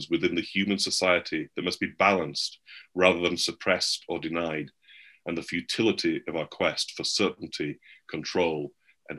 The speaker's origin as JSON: {"language": "English", "region": "England", "country": "United Kingdom", "moved": "yes", "lives_now": "United States", "said": "I'm English? I'm not American?"}